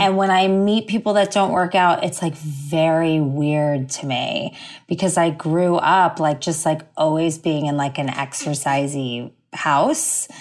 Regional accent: suburb of Fort Lauderdale, South Florida, United States; moved away as an adult; also born or lived in Miami / New York; now in Los Angeles, United States; I grew up in South Florida, like a suburb of Fort Lauderdale.

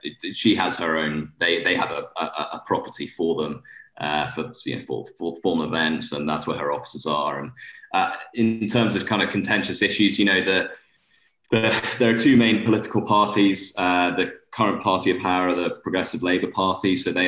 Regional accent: Scotland, United Kingdom; now in Bermuda; shorts weather all year round on the golf course, which, you know, growing up in Scotland, I love.

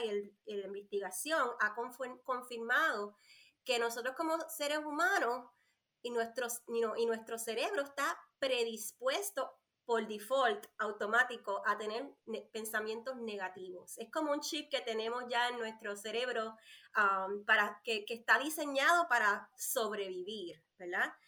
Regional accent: Puerto Rico; moved away as an adult; now in North Carolina, United States; soy boricua, nací nacida y criada en la isla, isla del Encanto, Puerto Rico. Vivo acá en Carolina del Norte hace nueve años

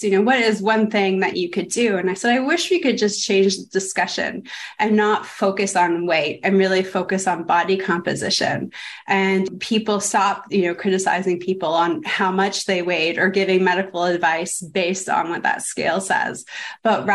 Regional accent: Toronto, Ontario, Canada; moved away as an adult; now in United States; I come from Canada, Toronto

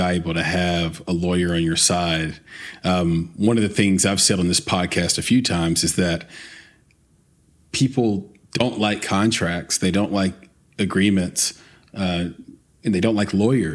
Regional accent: Lower Antioch and Woodbine, Tennessee, United States; I grew up in Lower Antioch and in Woodbine, not the best areas.

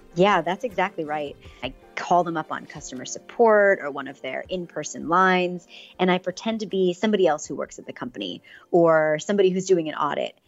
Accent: Pittsburgh, Pennsylvania, United States; now in San Francisco, United States; I grew up in Pittsburgh, Pennsylvania

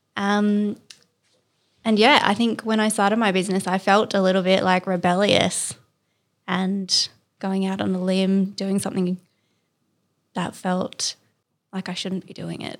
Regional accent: Canberra, Australian Capital Territory, Australia; moved away as an adult; now in Sydney, Australia; I'm from Canberra originally.

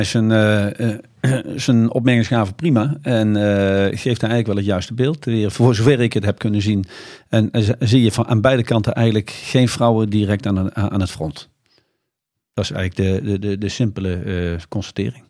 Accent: Netherlands; wij als Nederlanders

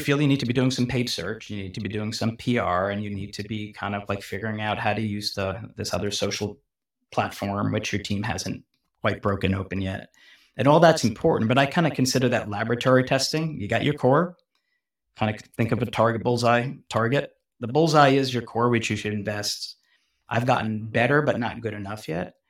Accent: New York, United States; moved away as an adult; now in Bay Area, United States; I'm a New Yorker, so I grew up in New York, so I grew up in New York. I moved out to Silicon Valley.

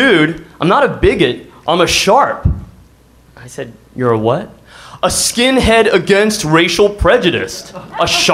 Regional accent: Seguin, Texas, United States; I'm from Seguin

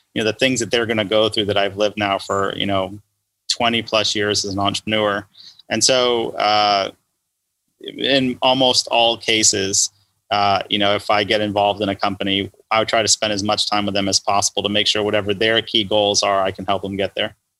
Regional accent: Los Angeles, California, United States; growing up in Los Angeles

